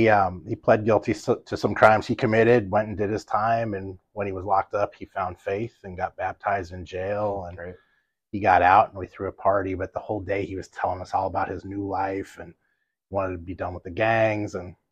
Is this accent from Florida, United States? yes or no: no; Los Angeles, California, United States; now in Oswego, United States; South Central LA.